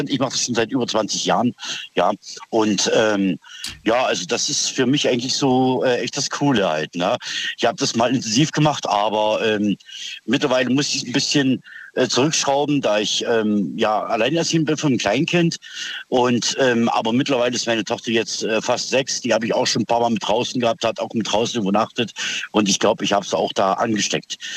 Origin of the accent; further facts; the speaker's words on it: East Germany, Germany; now in Schwäbisch Gmünd, Germany; ich bin ursprünglich aus dem Osten, bin aber hier in Baden-Württemberg, ähm, Schwäbisch Gmünd.